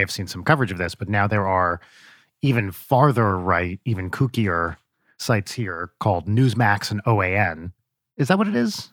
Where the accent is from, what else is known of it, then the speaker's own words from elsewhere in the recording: New Jersey, United States; moved away; also born or lived in London; growing up in New Jersey